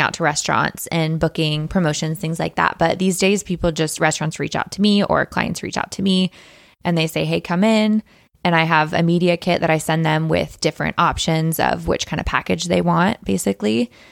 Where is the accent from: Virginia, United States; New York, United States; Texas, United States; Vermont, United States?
Texas, United States; now in Spokane, United States; I'm from Texas